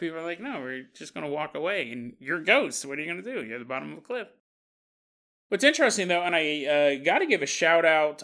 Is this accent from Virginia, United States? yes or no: no; Orangevale, California, United States; I grew up in Orange Vale, California